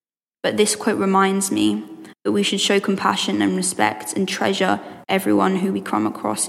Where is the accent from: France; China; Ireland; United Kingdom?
United Kingdom; Letchworth, East of England; I'm from Letchworth and I'm doing my A-levels in sixth form.